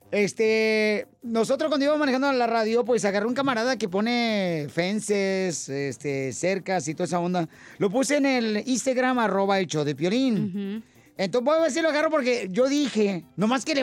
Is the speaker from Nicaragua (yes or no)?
no; Tijuana, Baja California, Mexico; Soy de Tijuana.